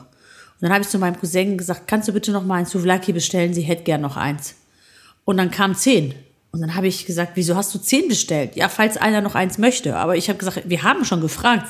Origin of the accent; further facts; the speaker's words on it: Greece; bei uns in Griechenland